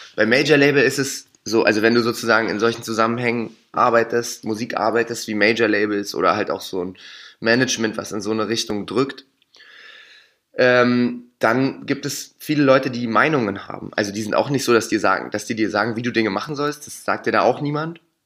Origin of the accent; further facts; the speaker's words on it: Berlin, Germany; da, wo ich groß geworden bin, ne, da war Union sowieso immer die stärkste Macht Ne, wir sind ja, also Rot-Weiß-Hellersdorf